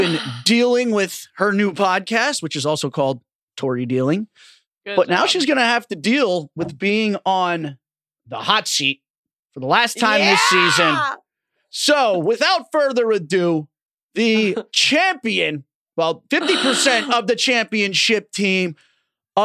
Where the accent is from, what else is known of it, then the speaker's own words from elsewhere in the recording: Orange County, California, United States; my hometown in Orange County